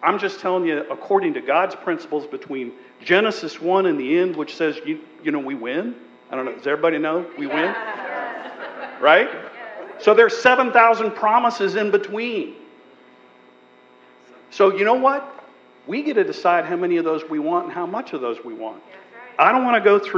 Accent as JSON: {"language": "English", "region": "Montana", "country": "United States", "tie": "born or raised there", "said": "I was born and raised in Montana, a very, very small town"}